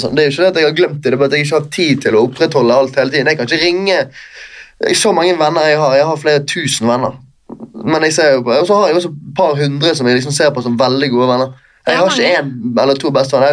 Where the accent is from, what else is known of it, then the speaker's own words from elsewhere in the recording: Bergen, Vestland, Norway; moved away as an adult; now in Oslo, Norway; vennskapene jeg har hjemme i Bergen. Jeg har bodd i Oslo i tre år